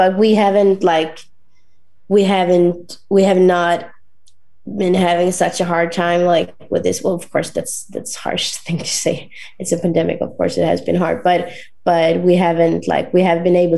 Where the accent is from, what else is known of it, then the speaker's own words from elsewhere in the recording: northern Sweden, Sweden; my hometown in north of Sweden